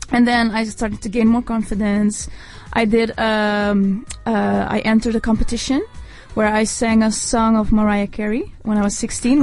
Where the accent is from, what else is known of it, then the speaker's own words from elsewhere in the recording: Netherlands; I was born and raised in Holland